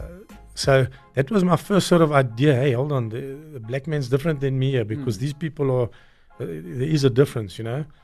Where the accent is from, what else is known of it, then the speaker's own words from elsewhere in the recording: South Africa; I grew up in Bella Vista